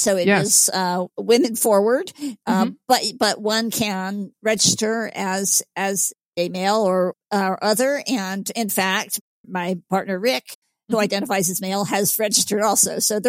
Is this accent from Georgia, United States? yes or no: yes; Georgia, United States; I am born and raised in Georgia, and I'm also of Northern European stock that heats easily, overheats easily.